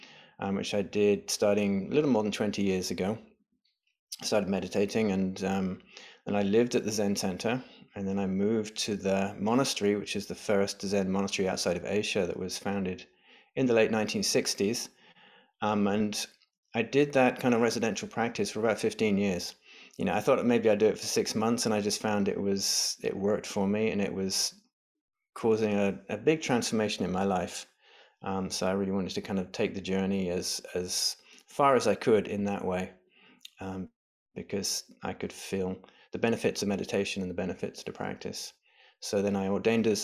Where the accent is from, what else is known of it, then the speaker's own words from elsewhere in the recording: England, United Kingdom; moved away as an adult; also born or lived in London; now in United States; I grew up in England. I lived in England till I was 35.